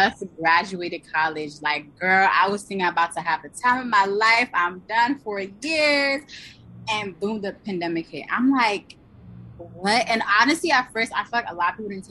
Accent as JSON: {"language": "English", "region": "Pennsylvania", "country": "United States", "said": "I'm originally from the Pennsylvania area"}